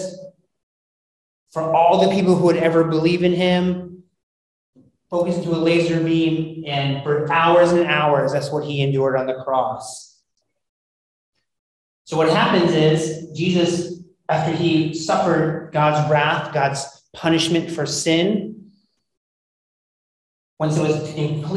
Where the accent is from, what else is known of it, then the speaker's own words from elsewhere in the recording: United States; being an American